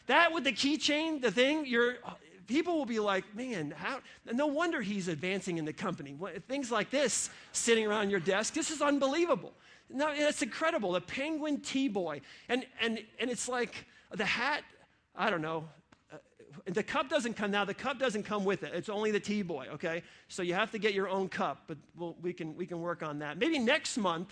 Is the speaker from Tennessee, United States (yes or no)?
no; New York, United States; now in Ohio, United States; I grew up in New York